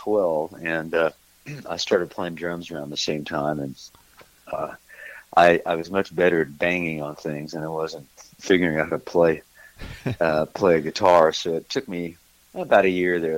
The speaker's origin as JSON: {"language": "English", "region": "Missouri", "country": "United States", "also_born_or_lived": "Kansas City / California / Texas", "moved": "as an adult", "lives_now": "Nashville, United States", "said": "originally I'm from Missouri, and I got out of there pretty much as quickly as I could"}